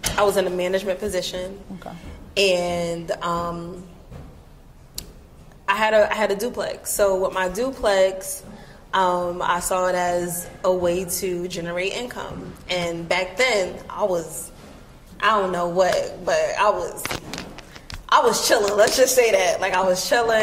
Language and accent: English; East Orange, New Jersey, United States; moved away as an adult; now in Philadelphia, United States; I'm from East Orange, New Jersey